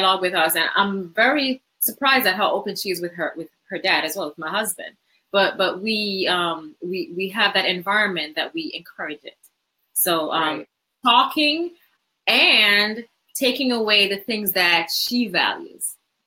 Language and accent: English; Jamaica; moved away; I didn't grow up in America. So I grew up in Jamaica